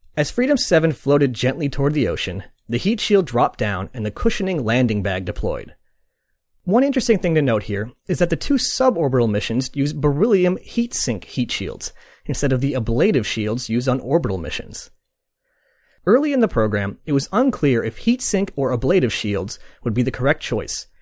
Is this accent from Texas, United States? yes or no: no; Boston, Massachusetts, United States; I am from Boston, but I'm not going to attempt the accent.